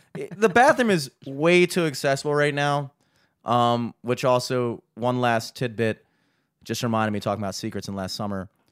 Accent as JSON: {"language": "English", "country": "United States", "said": "as an American"}